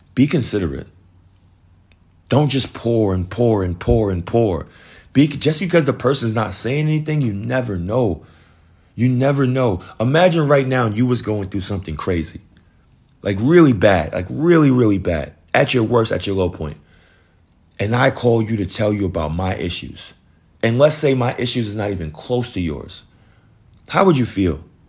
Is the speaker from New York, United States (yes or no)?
yes; New York, United States; moved away as an adult; now in Georgia, United States; I live in Georgia, but I'm from New York.